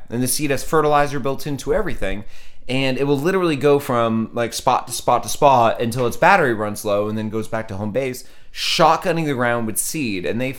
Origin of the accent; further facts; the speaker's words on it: Maine, United States; accent: Maine; my Maine accent comes in too hard for Maine.